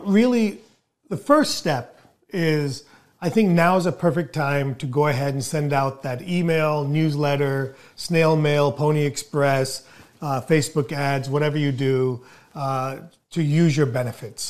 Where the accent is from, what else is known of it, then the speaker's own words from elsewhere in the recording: India; moved away; as an Indian, as an immigrant